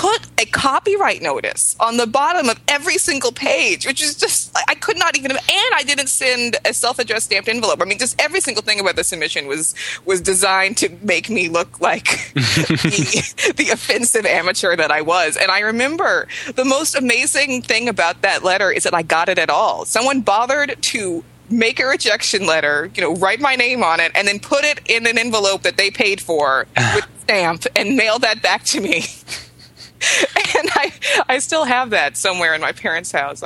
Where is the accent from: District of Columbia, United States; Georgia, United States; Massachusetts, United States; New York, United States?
District of Columbia, United States; Washington; I grew up in Washington, D.C. Suburbs, and I went to a private school in D.C.